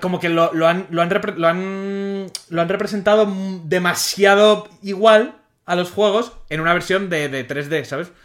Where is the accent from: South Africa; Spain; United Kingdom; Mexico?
Spain; Como español